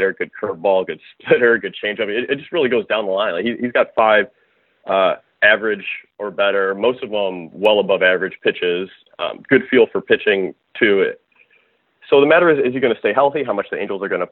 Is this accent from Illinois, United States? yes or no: yes; Chicago, Illinois, United States; I grew up in the Chicagoland area